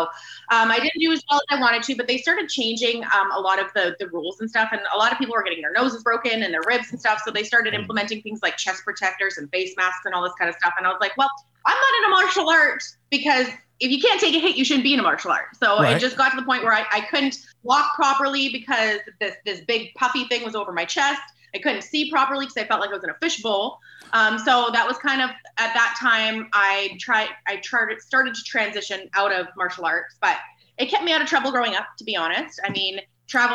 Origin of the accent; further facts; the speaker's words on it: Vancouver, British Columbia, Canada; I was born and raised in Vancouver, Canada. I've never lived anywhere else